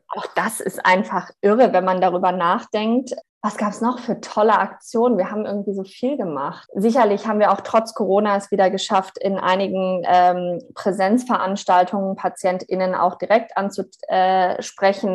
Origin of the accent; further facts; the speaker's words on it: Germany; moved away; also born or lived in Australia; ich bin halt auch Deutsche